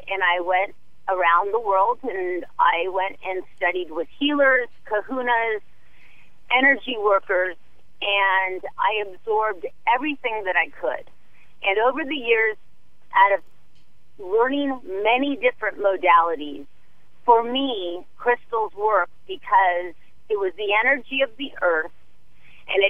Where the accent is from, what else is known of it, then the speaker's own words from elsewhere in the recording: Manhattan Beach, California, United States; I grew up in Manhattan Beach